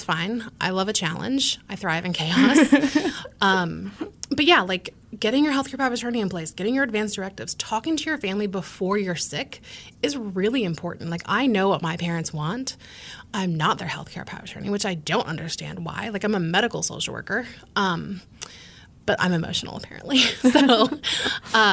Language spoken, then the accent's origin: English; United States; as Americans, right, like, we are an Irish Catholic family.